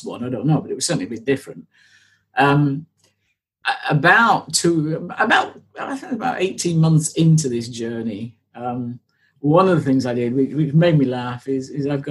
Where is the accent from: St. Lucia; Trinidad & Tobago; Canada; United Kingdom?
United Kingdom; I am a British blonde who has spent 40 years avoiding the sun at all possible times because she will burn